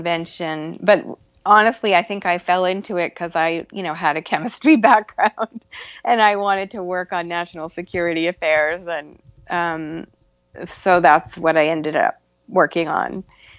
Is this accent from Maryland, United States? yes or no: no; Concord, Massachusetts, United States; I grew up in a little town called Concord, Massachusetts